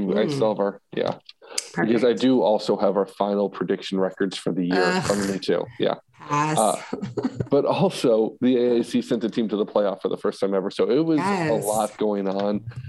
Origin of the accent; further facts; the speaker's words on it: Northeast, United States; I'm from the Northeast and Boston and New York are expensive cities.